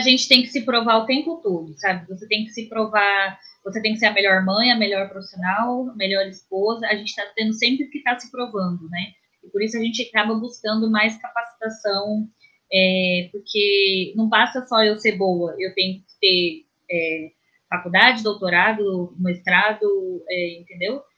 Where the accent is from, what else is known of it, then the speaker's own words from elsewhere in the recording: Cuiabá, Mato Grosso, Brazil; de Cuiabá, de onde eu sou, né? Sou de Cuiabá